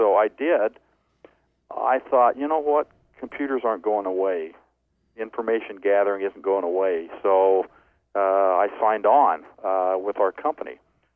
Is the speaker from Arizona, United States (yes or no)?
no; Southern California, United States; moved away as an adult; now in Salt Lake City, United States; I grew up in Southern California